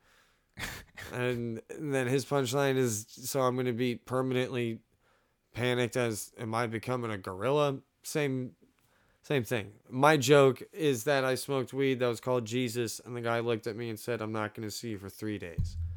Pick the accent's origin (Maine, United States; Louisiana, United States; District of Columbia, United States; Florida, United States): Florida, United States; Orlando; I'm from Orlando, Florida